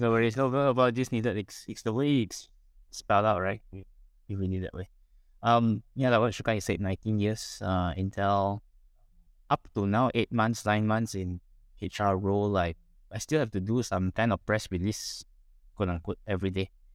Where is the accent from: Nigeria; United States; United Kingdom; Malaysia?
Malaysia; Penang; I was born in Penang, raised up in Penang, uh, studied in Penang, graduated in Penang, worked in Penang.